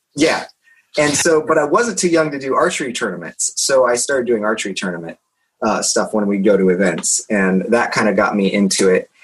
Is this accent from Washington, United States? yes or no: no; Indiana, United States; moved away; I'm from Indiana originally